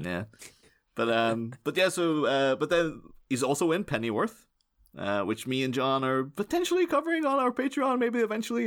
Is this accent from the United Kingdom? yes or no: yes; Northern Ireland, United Kingdom; I'm, um, I'm Irish. I don't always say Irish, but some people say specifically Northern Irish